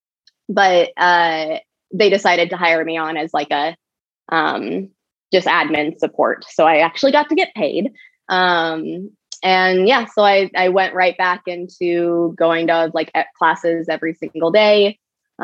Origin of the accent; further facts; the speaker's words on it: Bonanza, Oregon, United States; also born or lived in Laramie, Wyoming; now in Portland, United States; me growing up in Klamath Falls